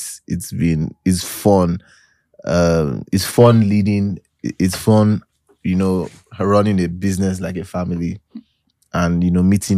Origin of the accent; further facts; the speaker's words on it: Nigeria; I'm so Nigerian.